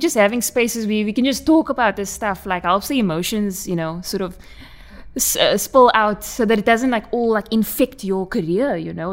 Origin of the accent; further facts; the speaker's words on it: South Africa; accent: Coloured South African; my colored accent